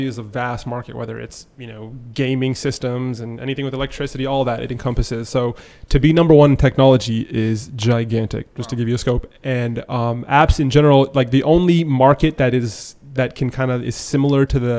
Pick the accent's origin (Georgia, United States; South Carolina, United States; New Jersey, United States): Georgia, United States; Decatur; moved away as an adult; also born or lived in Chapel Hill, North Carolina; now in Gainesville, United States; originally I'm from Atlanta, Decatur to be exact. So I grew up pretty much, you know, elementary school through high